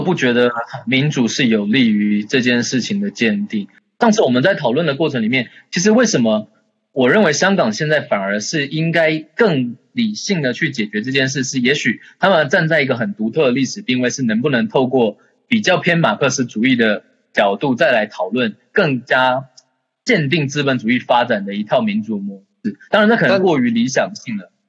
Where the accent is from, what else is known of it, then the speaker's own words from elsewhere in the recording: Taiwan; 身为一个台湾人